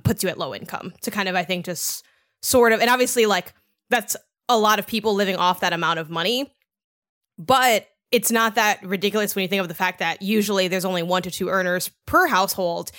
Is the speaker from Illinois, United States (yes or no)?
yes; Chicago, Illinois, United States; I grew up in Chicago